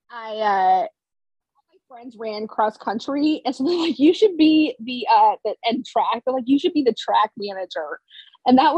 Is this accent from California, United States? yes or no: no; Wyoming, United States; people ask me where I'm from, I always say I'm from Wyoming.